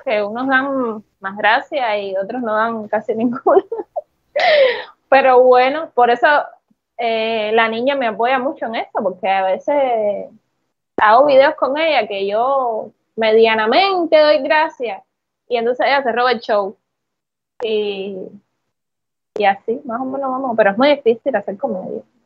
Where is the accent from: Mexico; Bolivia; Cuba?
Cuba; como buen cubano